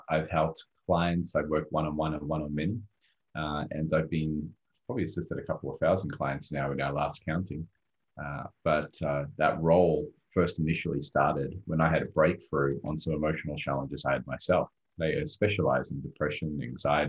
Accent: Australia; English is a second language; also born or lived in Rodrigues, Mauritius; when I first came to Australia at 4 years old, I came from a third world country at the time called Rodriguez, right next to a small island called Mauritius. And when I came to Australia, I barely spoke English

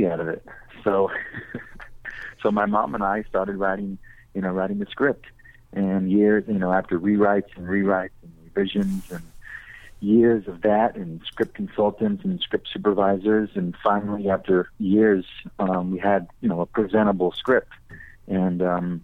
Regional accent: Corbin, Kentucky, United States; moved away as an adult; now in Los Angeles, United States; I grew up in Corbin, Kentucky

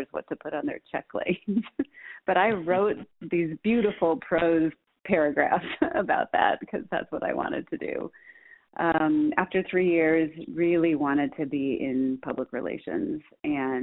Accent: Minnesota, United States; also born or lived in Nebraska; I was born in Nebraska, raised in Minnesota.

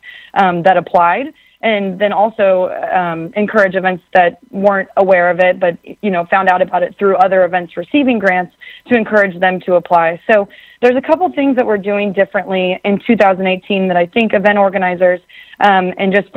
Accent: Kansas City, United States; I was born and raised in Kansas City

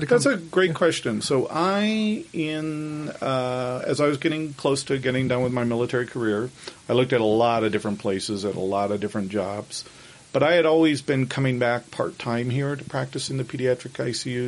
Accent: Kansas, United States; moved away as an adult; now in Salt Lake City, United States; I grew up in Kansas

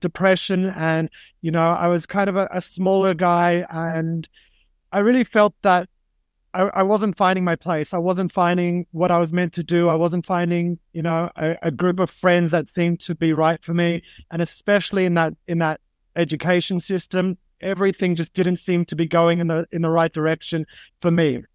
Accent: Sydney, New South Wales, Australia; moved away; growing up in Sydney, Australia

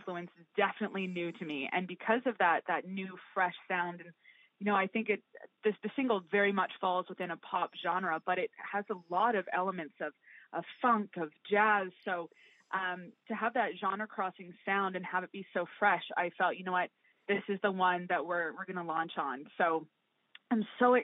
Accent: West Vancouver, British Columbia, Canada; moved away; also born or lived in Chicago; my time growing up in West

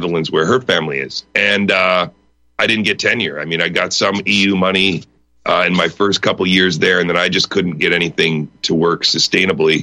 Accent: Wisconsin, United States; now in Pittsburgh, United States; I grew up in Wisconsin

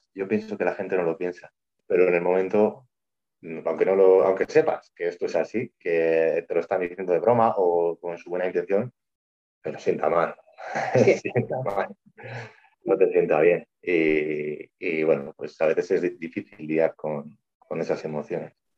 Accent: Vitoria-Gasteiz, Basque Country, Spain; soy de Vitoria, Vitoria Gasteiz y vivo aquí con Yosune

